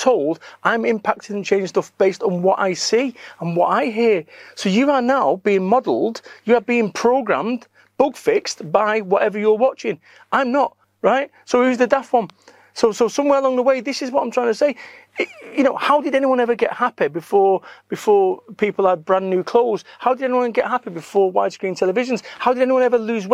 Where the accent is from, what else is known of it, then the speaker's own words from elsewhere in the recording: Salford, North West England, United Kingdom; I am from Salford, Manchester